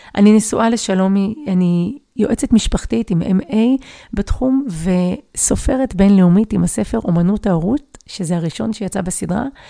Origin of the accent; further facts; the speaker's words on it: Givatayim, Tel Aviv District, Israel; אני גדלתי בגבעתיים